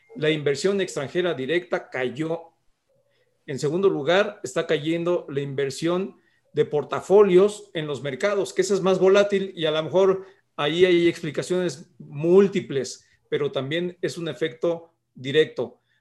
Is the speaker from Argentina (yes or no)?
no; Mexico; somos vecinos de Estados Unidos